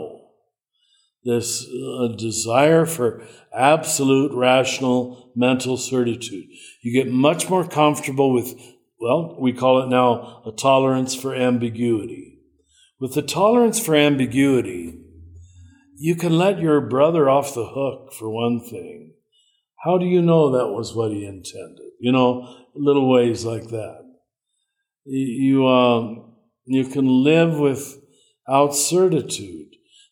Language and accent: English; Kansas, United States; moved away; also born or lived in Cincinnati; I'm from Kansas